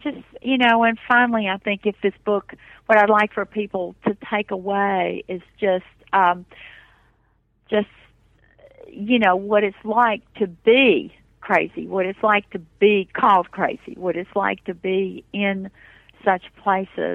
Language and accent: English; Appalachian mountains, United States; moved away; my own growing up in the mountains